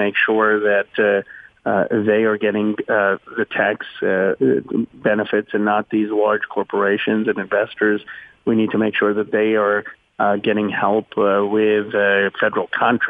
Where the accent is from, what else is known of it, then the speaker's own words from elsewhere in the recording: Philadelphia, Pennsylvania, United States; moved away as an adult; also born or lived in Chicago; I was born in Philadelphia